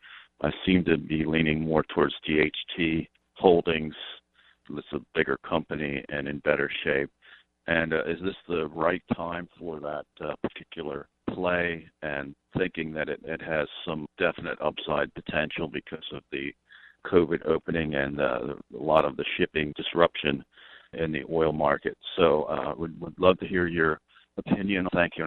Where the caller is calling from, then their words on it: Pennsylvania, United States; I'm from Pennsylvania.